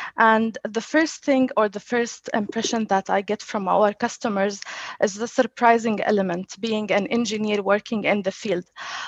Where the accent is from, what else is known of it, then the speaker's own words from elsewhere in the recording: Jordan; moved away as an adult; now in Dubai, United Arab Emirates; I had challenges that I relocated from Jordan to Dubai to work at Citrix. So I left my family.